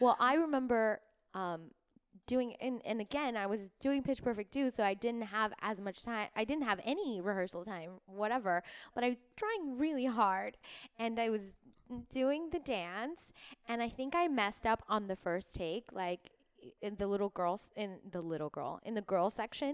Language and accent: English; Miami, Florida, United States; now in Los Angeles, United States; I was born in Miami